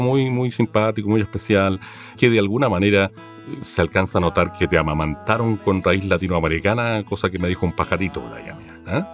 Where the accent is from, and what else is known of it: Chile